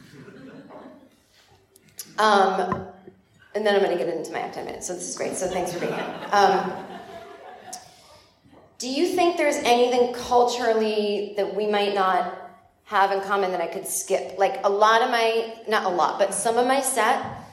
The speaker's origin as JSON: {"language": "English", "country": "United States", "also_born_or_lived": "New York / Los Angeles"}